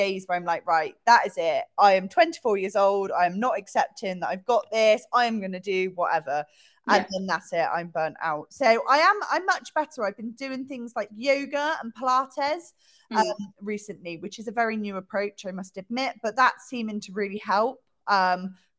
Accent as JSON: {"language": "English", "town": "Bristol", "region": "South West England", "country": "United Kingdom", "said": "I'm from Bristol"}